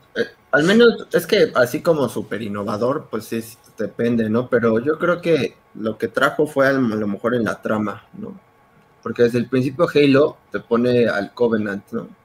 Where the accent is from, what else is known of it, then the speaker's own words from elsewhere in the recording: Mexico; como buen mexicano